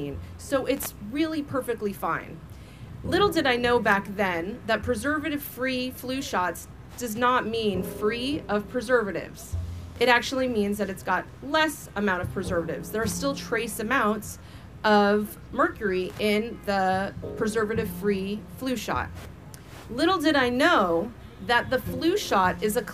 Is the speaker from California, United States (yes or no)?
yes; California, United States; I'm from California, where we have the strictest vaccine laws in the nation